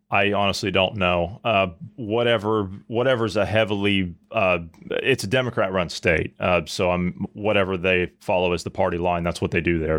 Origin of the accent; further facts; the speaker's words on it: Ohio, United States; I grew up in Ohio